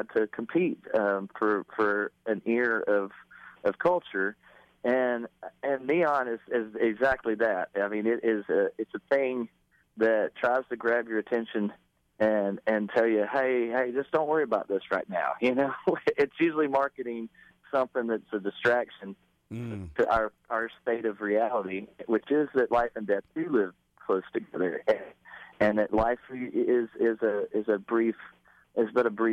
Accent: Texas, United States; growing up in Texas

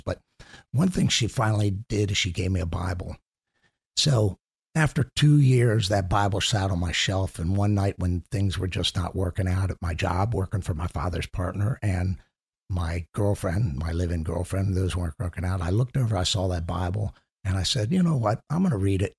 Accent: Chevy Chase, Maryland, United States; also born or lived in Washington, D.C. area; I grew up in, actually, in Chevy Chase, Maryland

